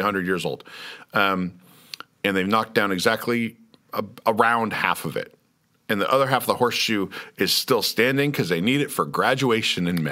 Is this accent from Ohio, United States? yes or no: no; Lawrence, Kansas, United States; moved away; I'm from Lawrence.